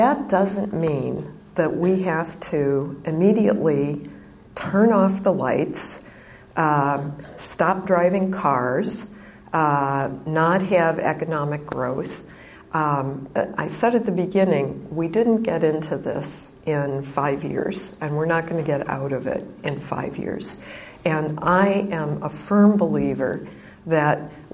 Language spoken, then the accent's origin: English; Illinois, United States; I grew up in the Midwest, in Illinois, and when I was a little girl, I liked to garden.